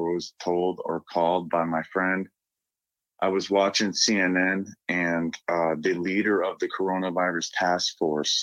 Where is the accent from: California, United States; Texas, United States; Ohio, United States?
Ohio, United States; Northeast; I'm from Northeast Ohio